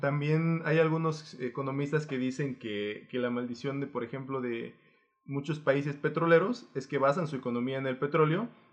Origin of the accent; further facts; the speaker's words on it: Guerrero, Mexico; yo vengo del estado de Guerrero